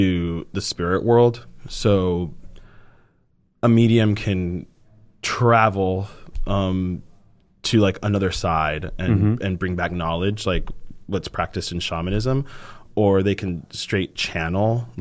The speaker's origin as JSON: {"language": "English", "town": "Miami", "region": "Florida", "country": "United States", "tie": "born or raised there", "also_born_or_lived": "Puerto Rico", "said": "I grew up in Puerto Rico"}